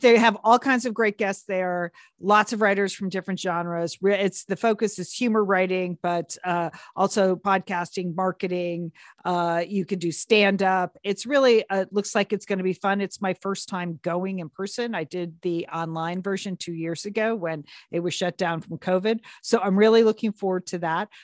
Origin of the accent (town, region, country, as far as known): Southport, Connecticut, United States; born or raised there